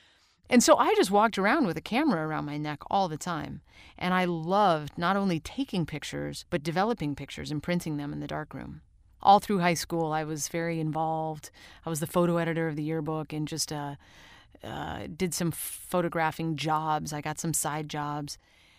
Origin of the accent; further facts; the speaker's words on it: St. Louis, Missouri, United States; also born or lived in Rochester, New York; when I was growing up in St. Louis and Rochester, New York, in both places, we had a darkroom.